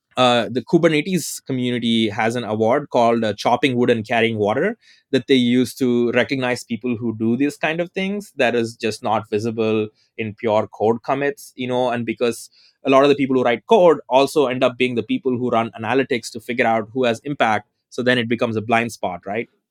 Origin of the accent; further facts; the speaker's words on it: southern India, India; moved away as an adult; now in Berkeley, United States; I currently live in Berkeley, but I was, you know, I was born in Southern India, to, you know, in a non-upper caste Tamil family